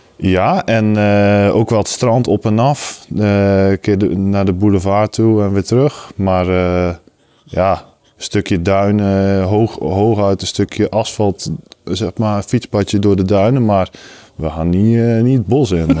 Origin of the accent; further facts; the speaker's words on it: Zeeland, Netherlands; moved away; van origine kom ik uit Zeeland